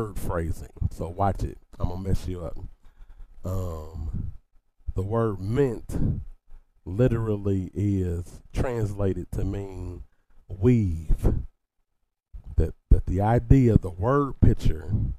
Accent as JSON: {"language": "English", "town": "Dayton", "region": "Ohio", "country": "United States", "tie": "born or raised there", "said": "I grew up in the Shiloh Baptist Church in Dayton, Ohio"}